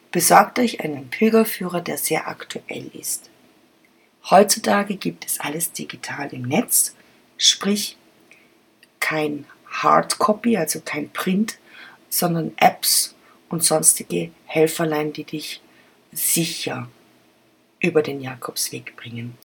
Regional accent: Germany; Ich bin auch Deutsche, ich tue es auch.

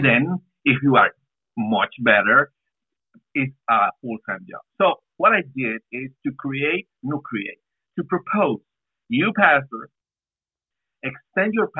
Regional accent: San Salvador, El Salvador; moved away as an adult; now in Brașov, Romania; from San Salvador in El Salvador, Central America. And we've been here for 19 years.

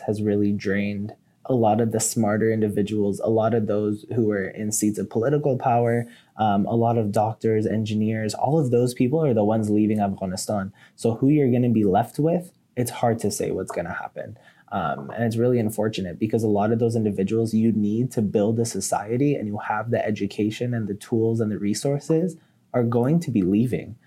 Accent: United States; I was born in the United States

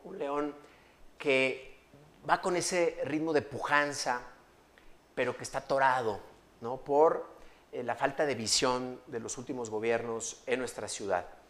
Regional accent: León, Guanajuato, Mexico; soy orgullosamente leonés, amo mi ciudad

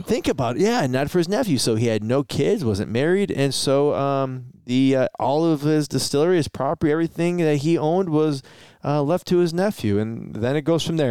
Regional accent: Detroit, Michigan, United States; we're from Detroit

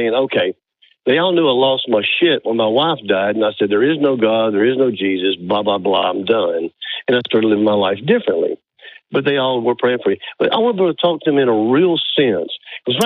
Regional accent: Birmingham, Alabama, United States; I'm in Northwest Alabama, but I grew up in Birmingham

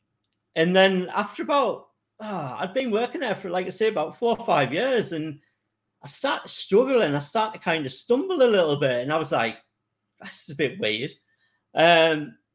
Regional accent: North East England, United Kingdom; I'm from the northeast of England.

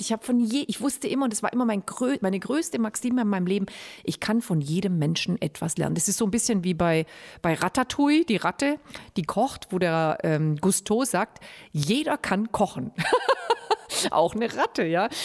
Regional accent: Germany; bei uns in Deutschland

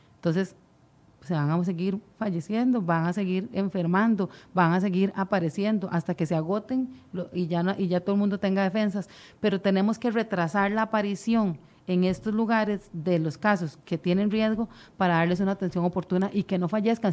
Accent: Costa Rica

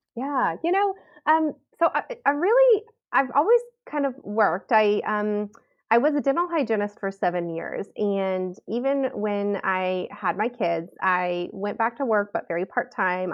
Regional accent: Southern California, United States; moved away as an adult; now in Southern Idaho, United States; we moved from Southern California, I've always been a California girl, and we moved from Southern California to, um, kind of the rural hills of Southern Idaho

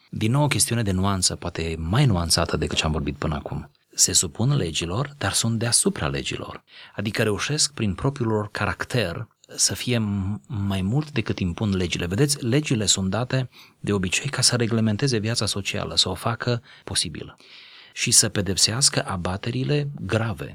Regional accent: Romania; noi doi suntem români

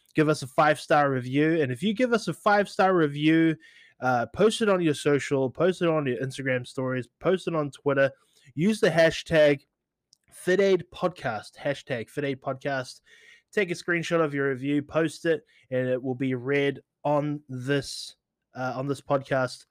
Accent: New Zealand; moved away; as a kid growing up in New Zealand

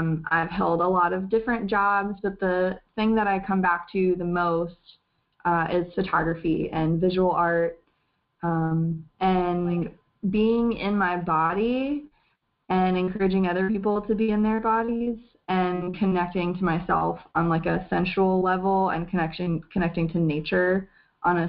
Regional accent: the South, United States; I was raised in the South

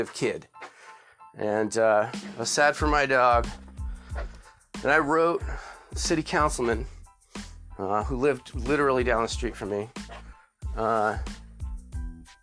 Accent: Griswold, Connecticut, United States; I grew up in Connecticut. My dad was a naval officer. So, we moved around a lot when I was younger. But most of my life from fourth grade on, I was in rural Connecticut, a town of 6,000 people, Griswold, Connecticut.

